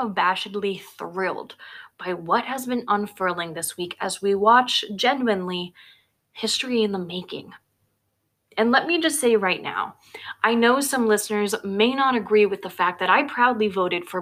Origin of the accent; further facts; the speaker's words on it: United States; as an American citizen